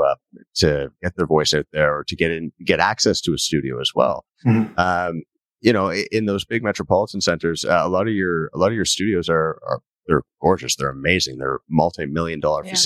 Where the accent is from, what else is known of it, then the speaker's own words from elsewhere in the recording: Canada; accent: Canadian; I never I don't hear myself as having a Canadian accent, but everyone I meet who isn't Canadian says, "You have such a strong Canadian accent."